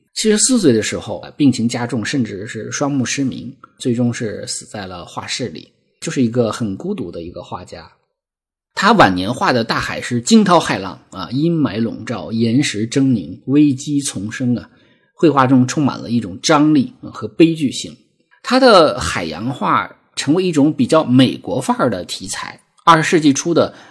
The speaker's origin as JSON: {"language": "Chinese", "area": "a state farm in the Lesser Khingan", "region": "Heilongjiang", "country": "China", "tie": "born or raised there", "moved": "yes", "said": "我生在黑龙江小兴安岭的一个国营农场，啊，其实也是一个有山有河有草地的一个很美很美的小地方"}